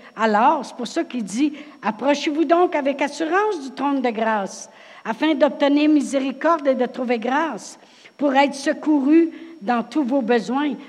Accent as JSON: {"language": "French", "town": "Drummondville", "region": "Quebec", "country": "Canada", "moved": "yes", "said": "Je viens de Drummondville"}